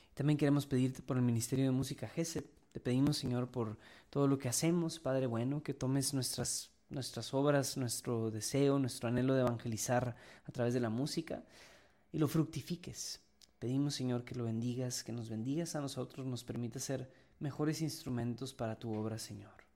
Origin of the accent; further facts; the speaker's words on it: Mexico; somos mexicanos